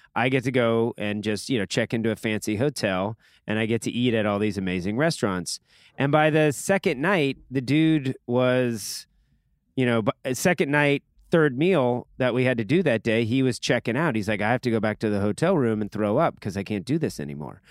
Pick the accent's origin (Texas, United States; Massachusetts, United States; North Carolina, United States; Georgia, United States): Georgia, United States; Atlanta; I'm from the A T L, Atlanta, Georgia